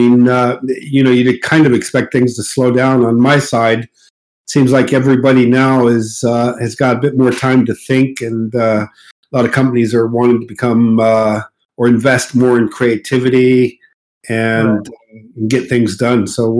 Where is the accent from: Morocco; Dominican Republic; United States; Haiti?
Morocco; Casablanca, Casablanca-Settat; accent: mid U.S.; I grew up, born and raised in Morocco, Casablanca, Morocco.